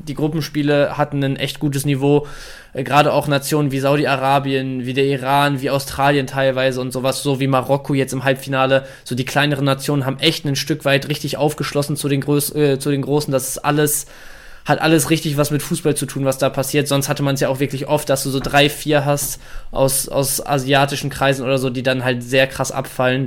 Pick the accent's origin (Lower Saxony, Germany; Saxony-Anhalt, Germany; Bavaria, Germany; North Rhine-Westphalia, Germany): North Rhine-Westphalia, Germany; Dortmund; als gebürtiger Dortmunder